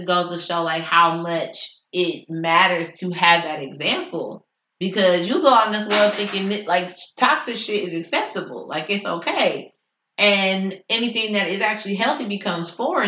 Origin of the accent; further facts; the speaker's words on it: Richmond, Indiana, United States; now in Indianapolis, United States; my hometown, Richmond, Indiana